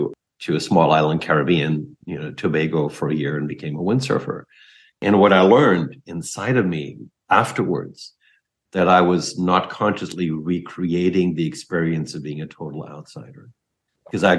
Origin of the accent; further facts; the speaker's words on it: Germany; I'm German